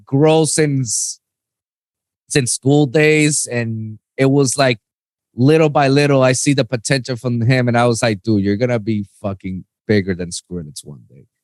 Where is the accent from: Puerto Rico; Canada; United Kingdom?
Puerto Rico; moved away as an adult; now in South Florida, United States; I'm born and raised in, in Puerto Rico.